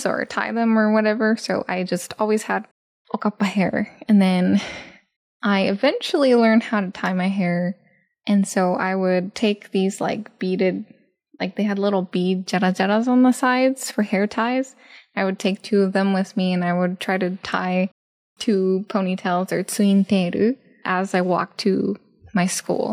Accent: Japan; I grew up in Japan being a hahu, like half Japanese, half American

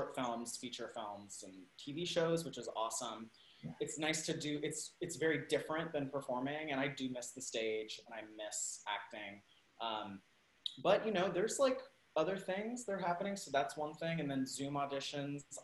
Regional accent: Salt Lake City, Utah, United States; also born or lived in Spain / California / New York; now in Los Angeles, United States; I grew up in Utah in the 90s.

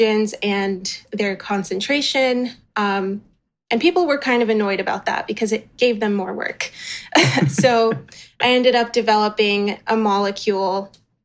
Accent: New Orleans, Louisiana, United States; growing up in New Orleans for part of my life

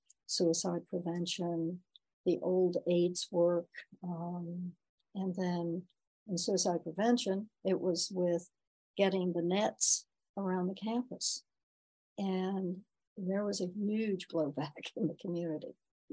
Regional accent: the South, United States; moved away as an adult; also born or lived in Washington; now in Ithaca, United States; I grew up in the South, and I was very involved in civil rights. I led marches in Greensboro

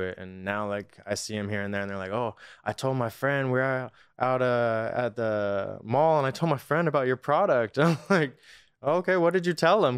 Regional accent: Norco, California, United States; Riverside originally, uh, the Inland Empire, like Corona, Norco area.

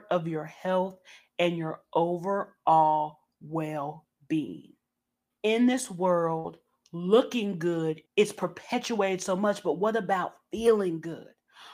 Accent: Southern, United States; accent: Southern; my Southern accent

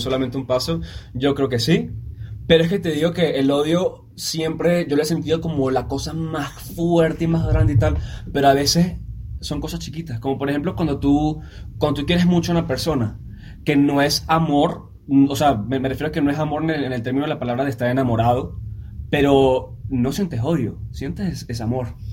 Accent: Venezuela; now in Mexico; yo vengo de Venezuela

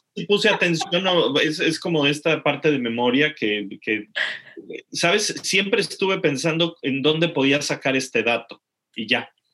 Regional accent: Mexico; moved away; los que somos mexicanos

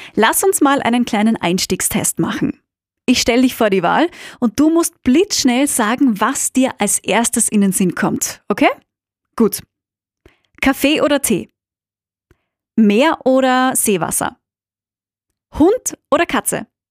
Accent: Austria; moved away; meine Heimat Österreich

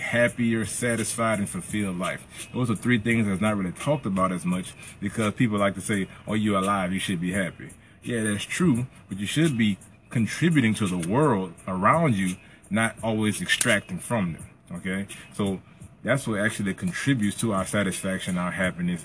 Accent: Plaquemine, Louisiana, United States; my hometown of P-Town

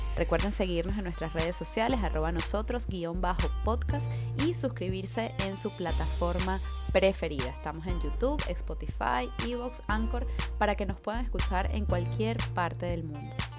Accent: Venezuela; moved away

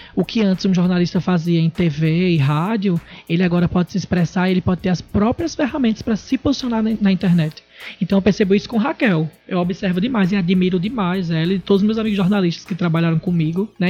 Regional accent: Natal, Rio Grande do Norte, Brazil; moved away as an adult; now in São Paulo, Brazil; Sou daqui de Natal e atualmente estou morando em São Paulo.

